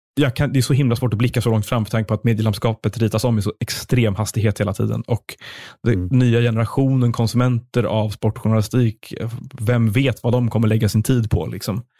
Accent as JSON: {"language": "Swedish", "town": "Stockholm", "region": "Stockholm County", "country": "Sweden", "tie": "born or raised there", "said": "jag är också uppvuxen i Stockholm, eh, och i stan"}